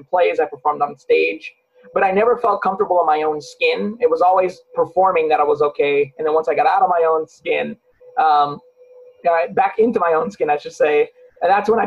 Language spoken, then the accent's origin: English; Long Beach, California, United States; Growing up in Long Beach, California